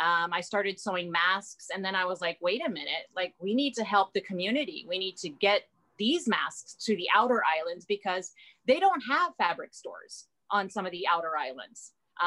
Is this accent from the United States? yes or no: yes; California, United States; born there; also born or lived in Japan; now in Hawaii, United States; I actually have been all around the world. I was born in California, and then I moved to Japan, and I lived there for 34 years.